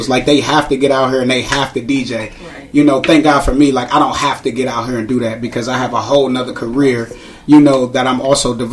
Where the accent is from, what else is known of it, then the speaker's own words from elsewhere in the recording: Cleveland, Ohio, United States; So I grew up on 141st in St. Clair my whole life